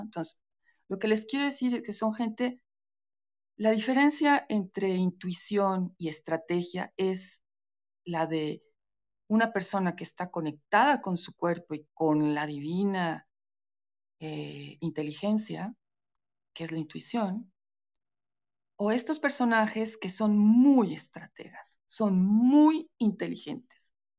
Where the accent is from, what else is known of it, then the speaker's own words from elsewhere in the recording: Veracruz, Mexico; soy veracruzana, soy de, mi familia es de Veracruz